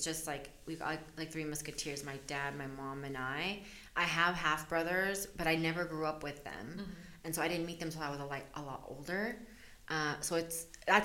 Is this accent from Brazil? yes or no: no; El Salvador; now in United States; I was born in El Salvador. And so my parents are immigrants as well.